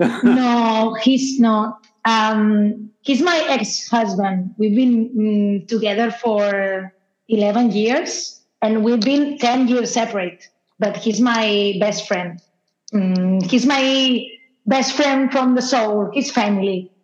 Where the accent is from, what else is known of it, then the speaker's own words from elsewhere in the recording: Spain; we're from Spain